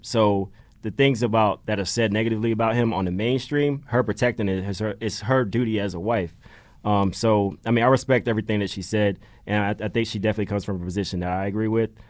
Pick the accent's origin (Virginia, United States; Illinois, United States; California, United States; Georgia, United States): Georgia, United States; moved away as an adult; now in Philadelphia, United States; I'm new to Philly. I'm from Georgia